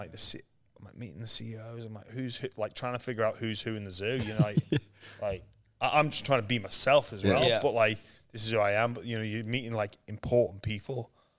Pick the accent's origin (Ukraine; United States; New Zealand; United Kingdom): United Kingdom; England; So what happened, when I was growing up in England, I'd never really been on, I don't think I'd ever been on a plane before.